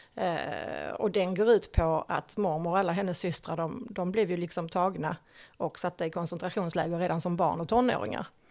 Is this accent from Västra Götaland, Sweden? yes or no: no; Höllviken, Skåne, Sweden; also born or lived in Malmö; jag är född i Malmö. Bodde där de första par åren av mitt liv och sen så flyttade vi till Höllviken